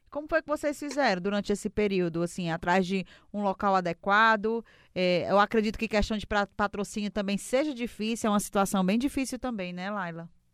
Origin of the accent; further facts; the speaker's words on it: Ceará, Brazil; eu sou cearense